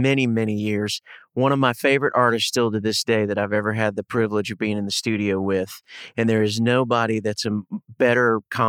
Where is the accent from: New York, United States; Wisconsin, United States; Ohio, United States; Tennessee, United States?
Ohio, United States; moved away; I grew up in Ohio.